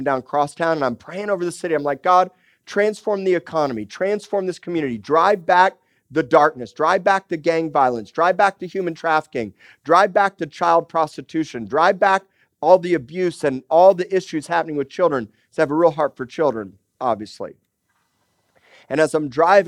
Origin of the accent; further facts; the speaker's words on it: Miami, Florida, United States; also born or lived in Tulsa, Oklahoma; now in Corpus Christi, United States; I grew up in Miami, Florida, and going to the Florida Keys